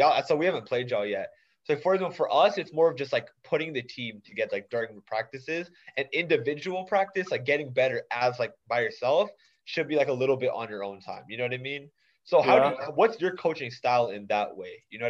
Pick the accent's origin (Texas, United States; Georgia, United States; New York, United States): Texas, United States; Dallas; I'm from Dallas also.